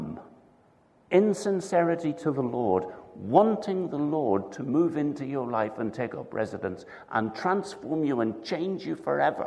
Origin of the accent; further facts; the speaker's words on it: Northern Ireland, United Kingdom; I'm from Northern Ireland